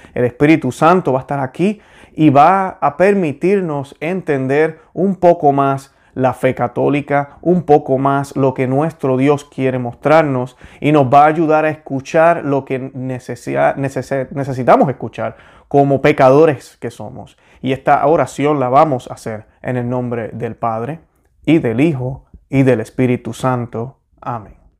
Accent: Puerto Rico; moved away as an adult; now in Florida, United States; yo soy puertorriqueño, soy boricua. Yo nací en Puerto Rico, orgullosamente lo estoy. Eh, me mudé aquí en la Florida en el 2003.

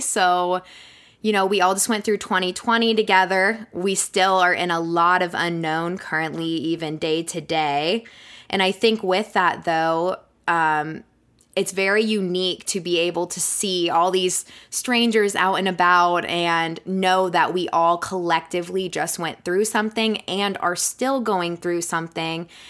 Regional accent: Florida, United States; moved away as an adult; also born or lived in West Virginia; now in Colorado, United States; I'm originally from Florida

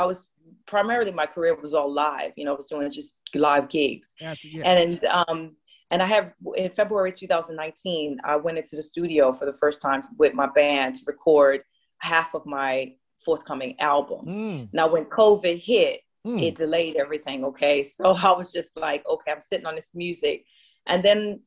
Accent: New Orleans, Louisiana, United States; I'm from New Orleans. So the clarinet is a big, instrument down in my town.

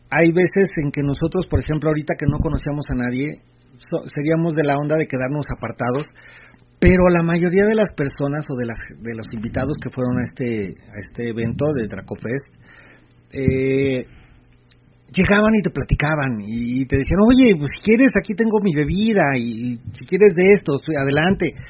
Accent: State of Mexico, Mexico; no soy del DF somos del Estado de México

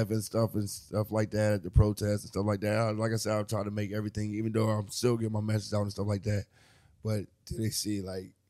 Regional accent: New Jersey, United States; also born or lived in Maryland / Detroit / Philadelphia; now in New York, United States; I'm a Jersey native. You know, I've lived all around. I was born in Jersey, but uh, I've you know Maryland, Detroit, Philly. Um, shit. Now I'm in New York.

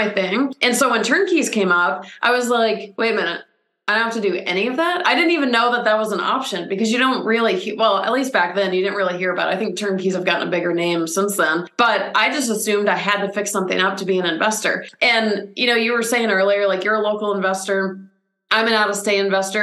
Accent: Atlanta, Georgia, United States; now in California, United States; I'm from Atlanta originally

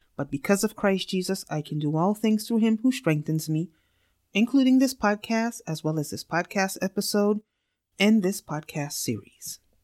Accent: New York City, New York, United States; I am from New York City

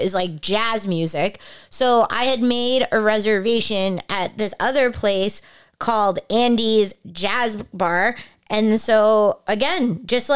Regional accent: Toronto, Ontario, Canada; we're from Toronto

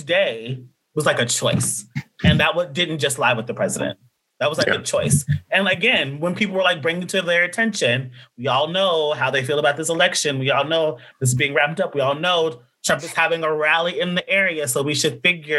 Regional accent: Nashville, Tennessee, United States; I'm also from Nashville

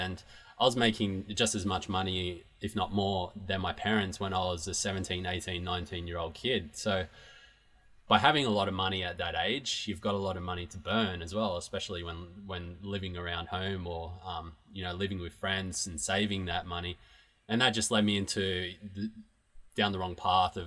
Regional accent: Newcastle, New South Wales, Australia; moved away; the city that I grew up in Newcastle in Australia

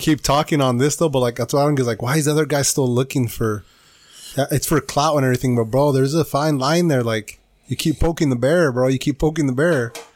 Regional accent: California, United States; we're from California

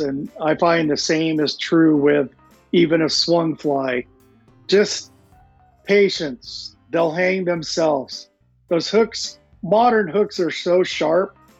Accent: Montana, United States; moved away as an adult; also born or lived in Seattle area, Washington; now in Seattle, United States; growing up in Montana with uh, superb trout fishing

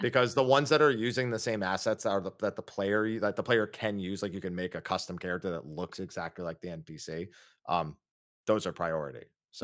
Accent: Northeast, United States; we're both from the Northeast.

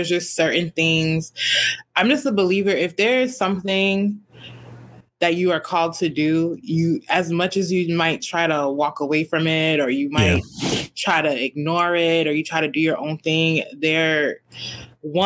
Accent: Cambridge, Massachusetts, United States; moved away as an adult; also born or lived in Boston, Massachusetts; now in Houston, United States; I grew up in Cambridge

